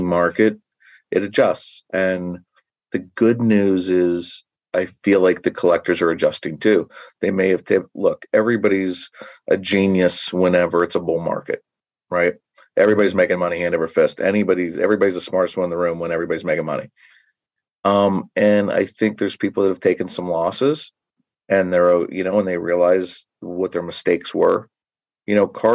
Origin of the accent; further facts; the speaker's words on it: Pittsburgh, Pennsylvania, United States; I grew up in the Pittsburgh area, so I'm a Pirate fan